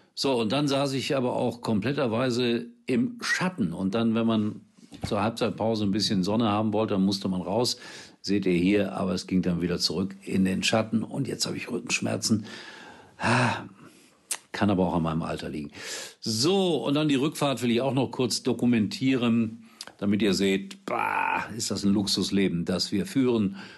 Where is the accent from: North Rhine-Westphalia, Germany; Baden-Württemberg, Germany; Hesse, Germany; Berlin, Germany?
North Rhine-Westphalia, Germany; Gelsenkirchen; gebürtiger Schalker